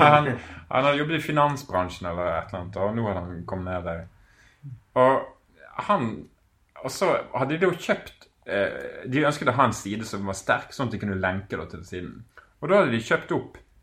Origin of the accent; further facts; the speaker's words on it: Bergen, Vestland, Norway; moved away as an adult; also born or lived in Malta; flytter hjem med flyet. Lander på Flesland med to kofferter